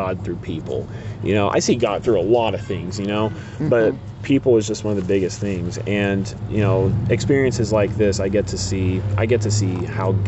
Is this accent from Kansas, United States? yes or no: yes; Clay Center, Kansas, United States; also born or lived in Hutchinson, Kansas; I grew up in Clay Center, Kansas for the first 19 years of my life